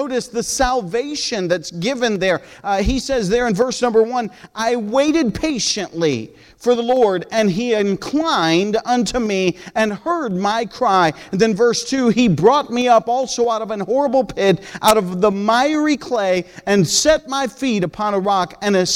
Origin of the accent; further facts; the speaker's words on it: United States; also born or lived in Peru; I'm an American